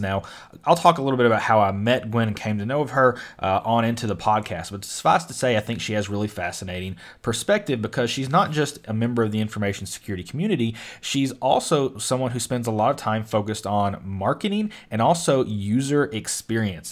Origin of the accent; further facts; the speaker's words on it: Western Kentucky, United States; I'm from Kentucky, which bordered Ohio, but I was from Western Kentucky